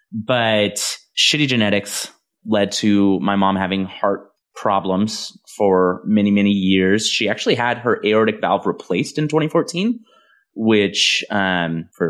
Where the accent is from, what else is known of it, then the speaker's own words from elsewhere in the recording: Visalia, California, United States; this is Visalia, California, where I'm from